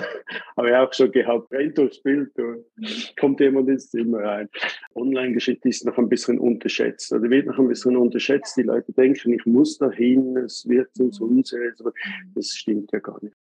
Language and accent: German; Switzerland; bei uns in der Schweiz